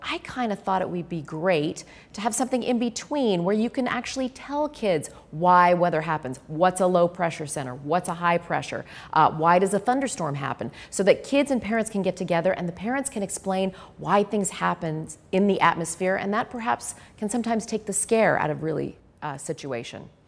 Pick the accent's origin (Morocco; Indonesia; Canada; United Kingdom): Canada; moved away; I grew up in Canada where we had a lot of winter storms